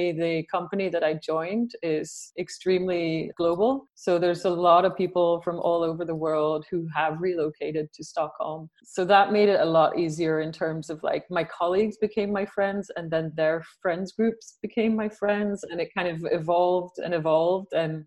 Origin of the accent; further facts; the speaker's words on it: Isle of Man; moved away as an adult; also born or lived in Ireland / London; now in Sweden; originally I'm from Ireland, but I was brought up in the Isle of Man. I lived there for a very long time.